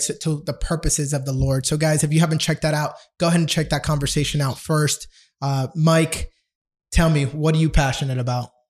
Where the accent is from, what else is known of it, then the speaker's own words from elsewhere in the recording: Dominican Republic; first language Spanish; English is a second language; I am Dominican born. All right, I'm uh, Spanish was my first language